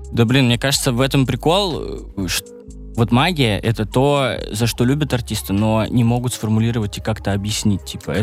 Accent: Arkhangelsk, Arkhangelsk Oblast, Russia; now in Saint Petersburg, Russia; когда я переезжал из Архангельска, из родного города, из своего

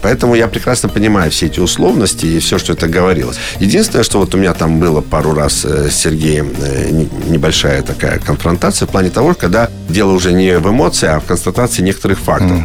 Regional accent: Kazakhstan; moved away; я родился в Казахстане

